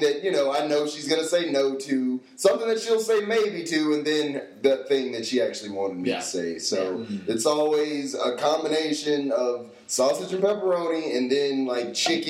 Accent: Tennessee, United States; Because I was born in Tennessee

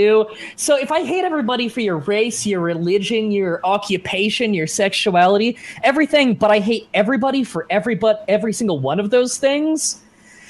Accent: Dunnville, Ontario, Canada; moved away; I grew up in Dunville, Ontario, Canada.

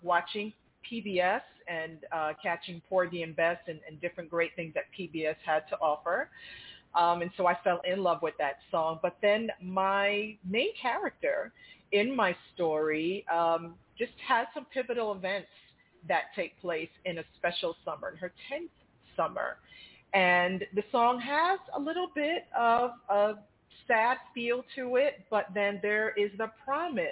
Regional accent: Brooklyn, New York, United States; moved away as an adult; also born or lived in Long Island, New York; now in Boca Raton, United States; I'm transplanted from New York, grew up in Brooklyn, lived in Long Island most of my life

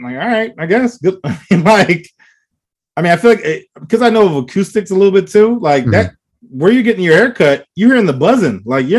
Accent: United States; I'm an American

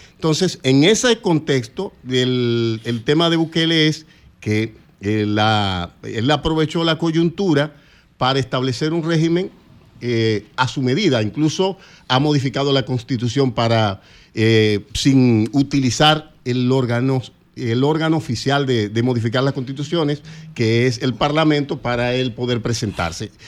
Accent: Azua, Dominican Republic; now in Santo Domingo, Dominican Republic; Yo soy de Asua

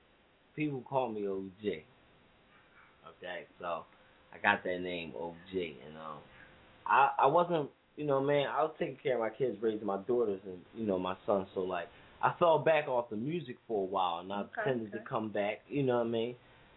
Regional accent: Germantown, Pennsylvania, United States; I'm from Germantown, Allegheny.

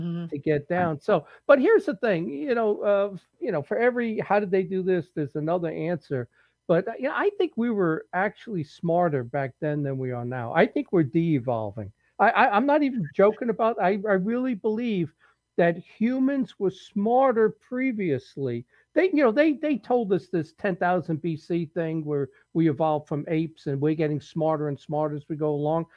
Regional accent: New York City, New York, United States; moved away; I grew up in the Bronx and Brooklyn and Queens.

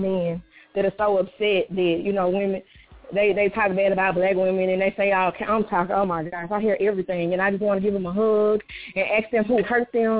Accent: Mississippi, United States; I'm from Mississippi

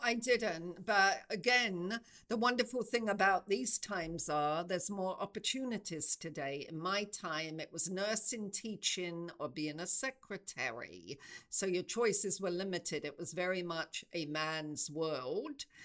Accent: England, United Kingdom; moved away as an adult; also born or lived in South Africa; I knew i wanted to move out of england that felt too too small for me

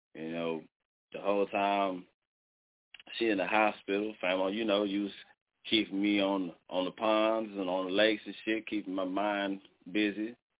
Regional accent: Dallas, Texas, United States; now in Muskogee, United States; I'm from Dallas, and I moved to fucking Muskogee, Oklahoma

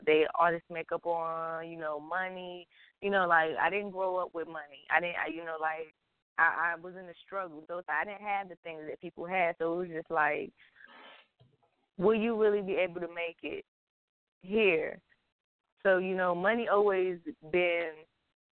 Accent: New York, North Carolina, United States; also born or lived in Puerto Rico (ancestry); I'm full Puerto Rican. My mother is Puerto Rican. My father is Puerto Rican. Grandparents are from Puerto Rico. But I moved from New York when I was 10 years old to North Carolina.

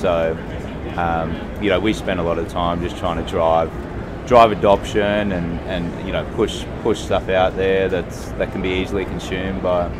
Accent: Brisbane, Queensland, Australia; I'm from Australia in Brisbane.

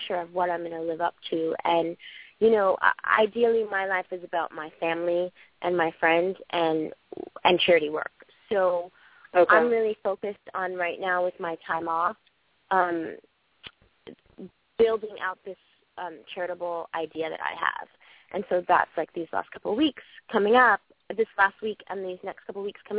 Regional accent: New York City, New York, United States; I'm from Brooklyn.

